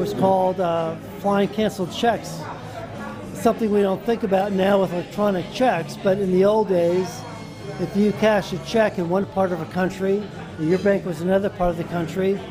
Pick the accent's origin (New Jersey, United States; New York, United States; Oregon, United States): New York, United States; Long Island; growing up on Long Island, close to LaGuardia Airport